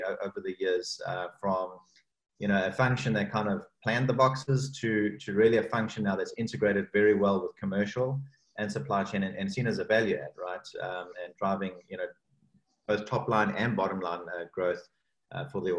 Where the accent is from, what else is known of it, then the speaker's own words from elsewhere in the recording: South Africa; moved away; also born or lived in Cape Town; my home country, South Africa, and that's Cape Town, where I spent a lot of my early career life